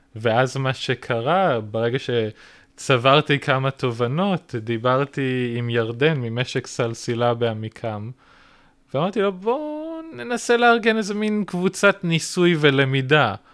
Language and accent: Hebrew; Israel